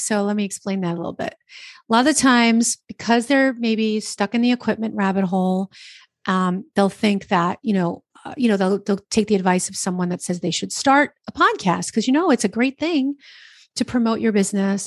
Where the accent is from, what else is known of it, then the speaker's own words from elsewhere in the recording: New Jersey, United States; I'm from New Jersey